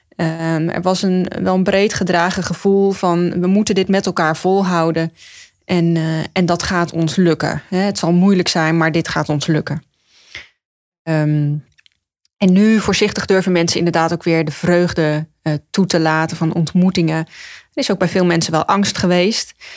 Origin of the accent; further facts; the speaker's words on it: Ede, Gelderland, Netherlands; moved away as an adult; also born or lived in Utrecht / Rotterdam; now in Zwijndrecht, Netherlands; ik ben geboren en getogen in Ede